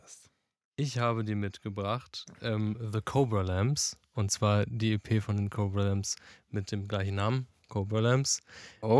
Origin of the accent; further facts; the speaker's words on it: Frankfurt, Hesse, Germany; ich komme auch aus Frankfurt